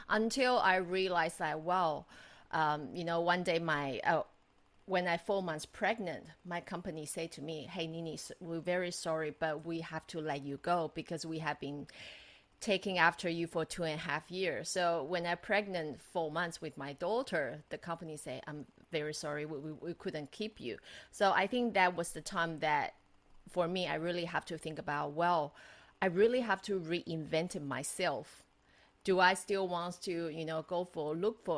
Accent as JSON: {"language": "English", "country": "Taiwan", "also_born_or_lived": "United States / Macau / Dubai, UAE / Australia", "moved": "as an adult", "said": "I'm Taiwanese, but I'm married Australian"}